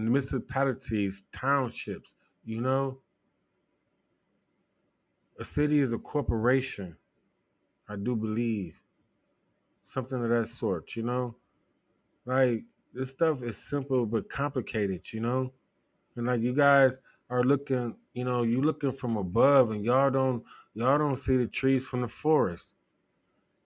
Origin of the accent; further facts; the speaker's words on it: Ohio, United States; I'm from Ohio